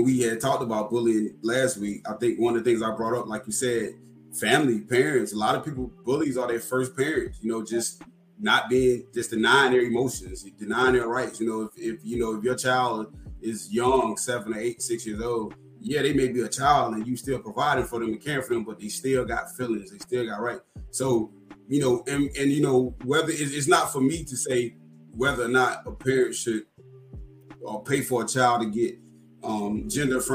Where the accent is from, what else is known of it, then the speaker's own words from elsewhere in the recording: North Carolina, United States; here in my home state, North Carolina